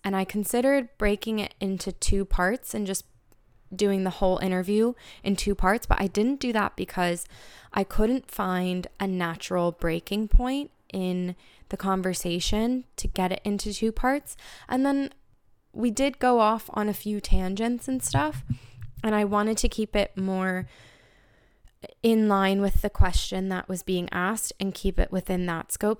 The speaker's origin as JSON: {"language": "English", "country": "United States", "moved": "as an adult", "lives_now": "Dublin, Ireland", "said": "as an American living in Dublin for three years"}